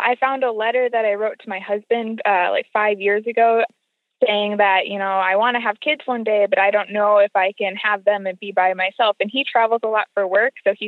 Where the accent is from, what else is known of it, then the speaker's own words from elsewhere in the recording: Minneapolis, Minnesota, United States; I'm from Minneapolis, Minnesota